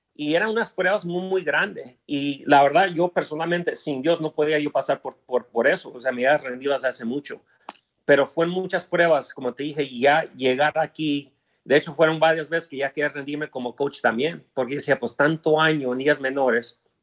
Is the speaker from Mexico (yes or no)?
no; Los Angeles, California, United States; also born or lived in Chihuahua (parents); Yo nací en Los Ángeles, pero todos son Chihuahua